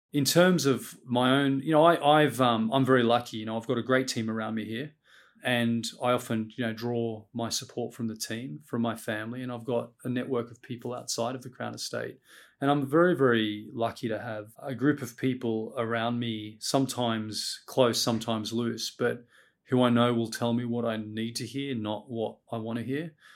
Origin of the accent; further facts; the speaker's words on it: Sydney, New South Wales, Australia; moved away as an adult; now in London, United Kingdom; I grew up in Sydney, in Western Sydney, first generation Australian